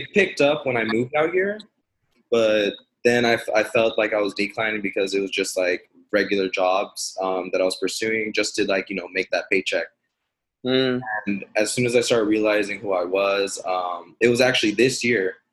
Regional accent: Mesquite, Nevada, United States; moved away as an adult; also born or lived in Lynwood, California; now in Los Angeles, United States; I was born in Linwood and then I was raised out in Mesquite, Nevada

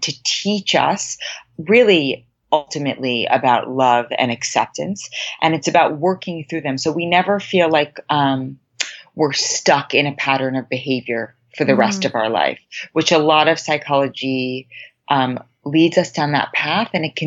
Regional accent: New York City, New York, United States; moved away as an adult; now in Los Angeles, United States; I was born and raised in Manhattan in a very academic and achievement-oriented household and environment.

